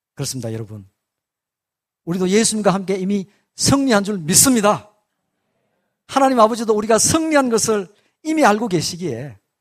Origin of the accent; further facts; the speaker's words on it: South Korea